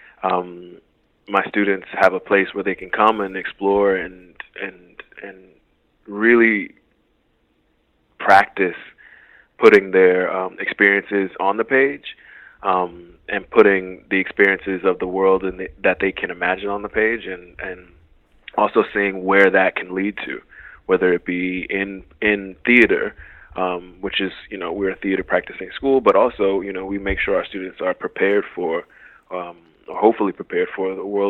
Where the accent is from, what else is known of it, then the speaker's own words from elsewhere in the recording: Miami, Florida, United States; growing up in Liberty City